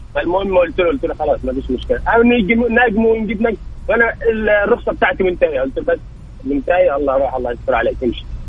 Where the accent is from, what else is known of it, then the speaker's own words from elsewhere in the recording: Egypt; moved away as an adult; now in Mecca, Saudi Arabia; انا مصري